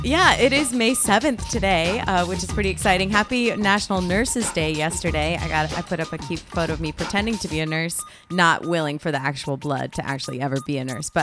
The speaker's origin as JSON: {"language": "English", "region": "East Coast", "country": "United States", "tie": "born or raised there", "also_born_or_lived": "Connecticut", "moved": "yes", "lives_now": "Los Angeles, United States", "said": "I grew up on the East Coast where we actually rode the subway in New York in a functional way."}